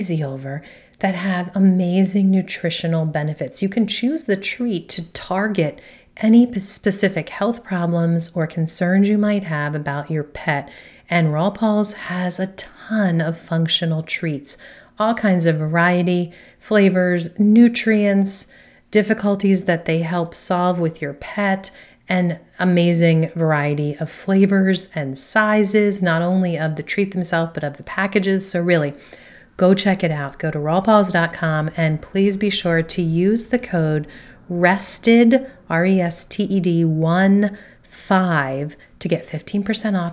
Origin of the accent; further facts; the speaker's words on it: between Philadelphia and Washington DC, Mid-Atlantic area, United States; living in that area, sandwiched between Philly and DC